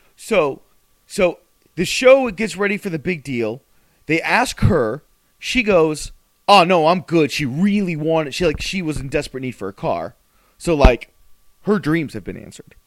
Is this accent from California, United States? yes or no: no; South Florida, United States; we're professional wrestlers from South Florida